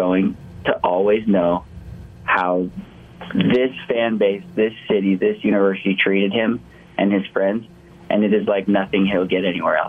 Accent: Atlanta, Georgia, United States; he was in my ward growing up in Atlanta

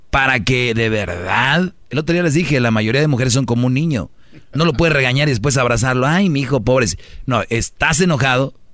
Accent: Jalisco, Mexico; yo no soy de allá, yo soy de Jalisco

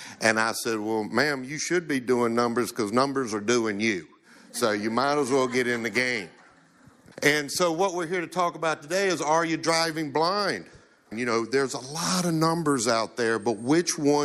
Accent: Chester, Virginia, United States; I'm from Chester, Virginia, in case if you notice, I don't sound like I'm from here

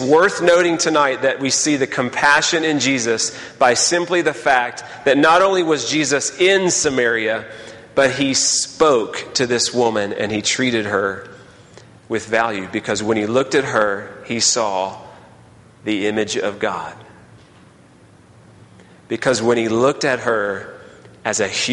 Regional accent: Texas, United States; moved away as an adult; now in Birmingham, United States; I was from Texas

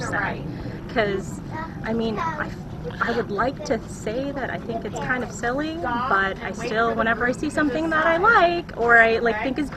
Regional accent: Washington, United States; moved away as an adult; now in San Antonio, United States; I grew up in Washington State

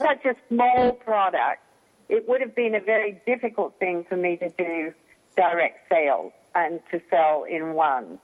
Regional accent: Australia; now in United States; I was born over there, and that's where my family lived. But I've been in the US since 71, so I'm more American than I am Australian.

